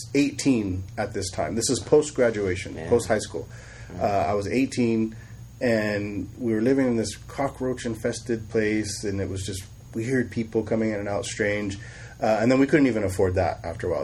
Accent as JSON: {"language": "English", "town": "Sacramento", "region": "California", "country": "United States", "tie": "born or raised there", "also_born_or_lived": "Bay Area, California", "said": "we moved to Sacramento with my mother. Uh, and I grew up in, in Sacramento"}